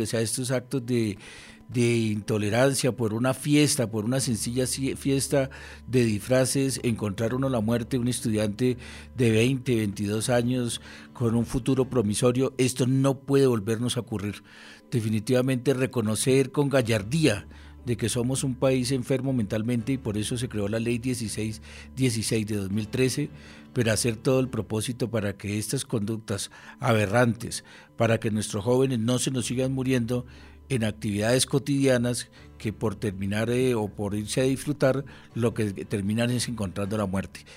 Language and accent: Spanish; Colombia; uno como colombiano